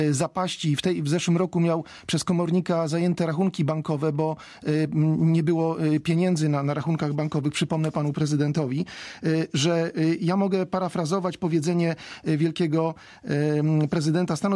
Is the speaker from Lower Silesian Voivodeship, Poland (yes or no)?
yes; Wałbrzych, Lower Silesian Voivodeship, Poland; ja jestem z Wałbrzycha, to jest moje miasto, w Wałbrzychu się wychowałem, to, że nie nocuję w Wałbrzychu, to nie oznacza, że nie żyję w Wałbrzychu